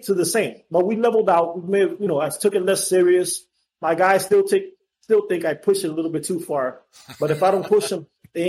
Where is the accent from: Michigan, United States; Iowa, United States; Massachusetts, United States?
Massachusetts, United States; Boston; now in Florida, United States; listen, I came from Boston.